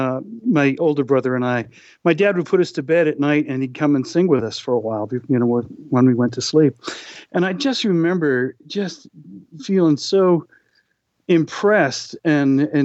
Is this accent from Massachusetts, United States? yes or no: yes; Boston, Massachusetts, United States; Growing up in Boston, as I did